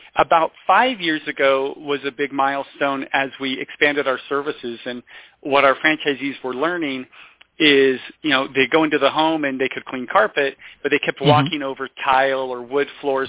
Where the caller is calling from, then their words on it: Logan, Utah, United States; I am calling from beautiful Logan, Utah.